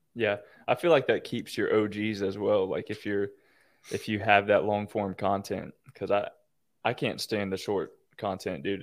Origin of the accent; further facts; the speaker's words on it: Florida, United States; I'm from Florida